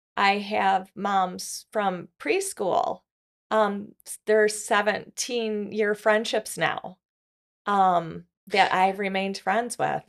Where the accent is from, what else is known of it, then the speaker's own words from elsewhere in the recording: Grand Rapids, Michigan, United States; I was born in Grand Rapids, Michigan